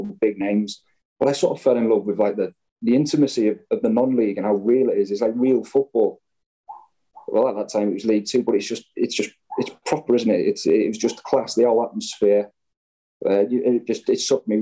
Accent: Wrexham area, Wales, United Kingdom; I was born in the Mylar. But I grew up down the road in Mancock

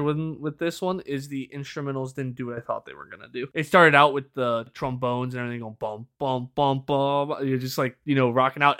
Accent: United States

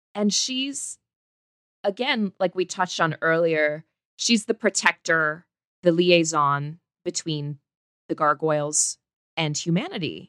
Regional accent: Indiana, United States; I was a little girl growing up in Indiana

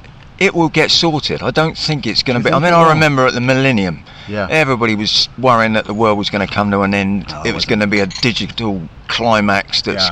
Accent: Southampton, South East England, United Kingdom; I'm from Southampton

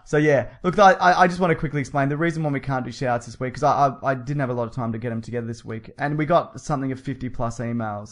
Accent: Melbourne, Victoria, Australia; accent: Australian; we're from Melbourne

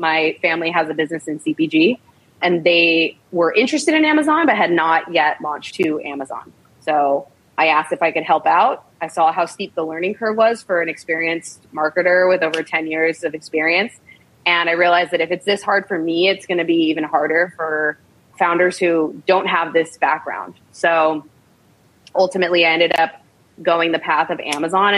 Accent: United States; also born or lived in Chicago; I grew up in the States

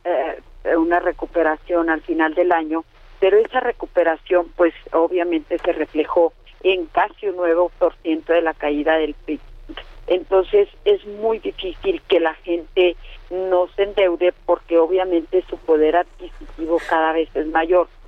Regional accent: northern Chihuahua, Mexico; yo soy del norte de Chihuahua

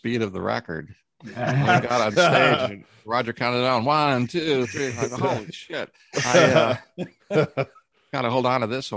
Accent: Canada; I'm from Canada

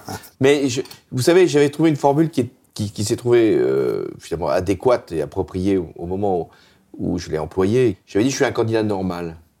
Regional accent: France; notre pays

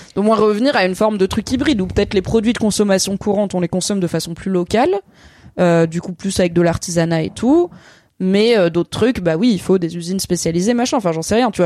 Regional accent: Ardèche, Auvergne-Rhône-Alpes, France; moved away; de là où j'ai grandi

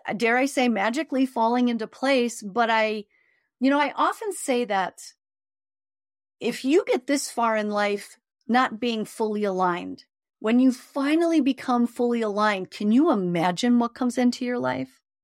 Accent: Chicago, Illinois, United States; I grew up in Chicago on the South Side

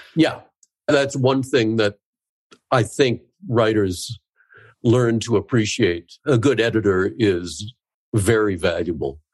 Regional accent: South Dakota, United States; I was born and raised in South Dakota

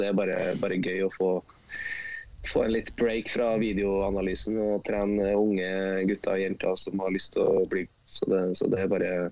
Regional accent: Trøndelag, Norway; ja, jeg, som trønder?

